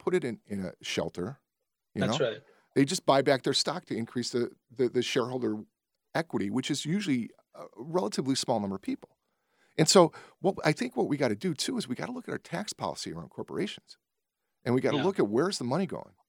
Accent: Berwyn, Illinois, United States; I grew up in Berwyn

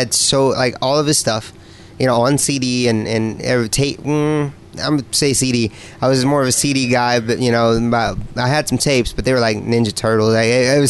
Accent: Indiana, United States; moved away as an adult; now in San Diego, United States; I'm from Indiana

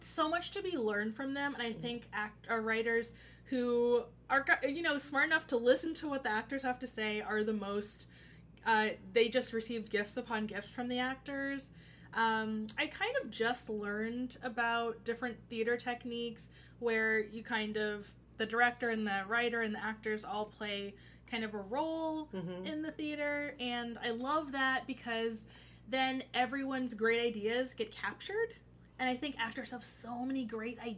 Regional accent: Oxon Hill, Maryland, United States; I'm from Oxon Hill, Maryland, which is in PG County.

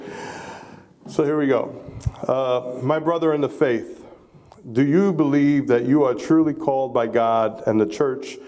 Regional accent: New York City, New York, United States; now in California, United States; It's just part of my upbringing in Brooklyn, New York.

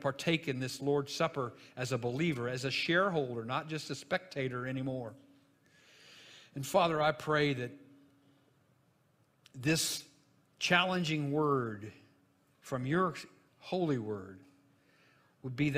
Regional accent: Jonesboro, Illinois, United States; the little funeral home that was in my hometown, Jonesboro, Illinois

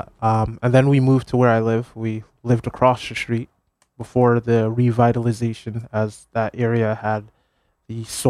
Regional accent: Hamden, Connecticut, United States; I did. I think for me, it's one of the things about this area, the greater New Haven area, is that I'm close to places like Yale

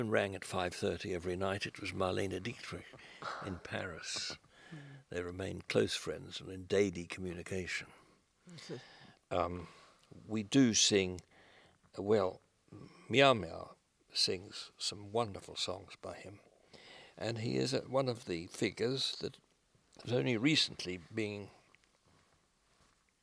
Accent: Melbourne, Victoria, Australia; these little corners of my hometown frequented by refugees

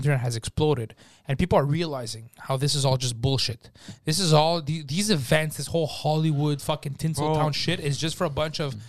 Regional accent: Montreal, Quebec, Canada; I grew up in Park X.

